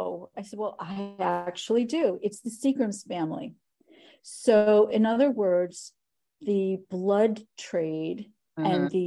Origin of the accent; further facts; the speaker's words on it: West Hartford, Connecticut, United States; moved away; I'm originally from West Hartford, Connecticut.